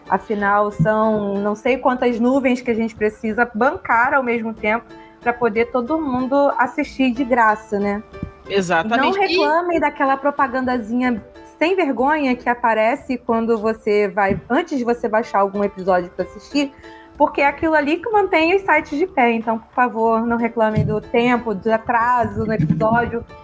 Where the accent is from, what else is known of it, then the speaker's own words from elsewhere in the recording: Brazil; a gente é brasileiro